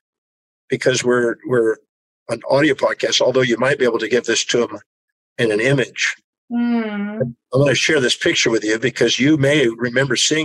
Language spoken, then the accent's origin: English; Houston, Texas, United States; I was born in Houston, Texas in 1954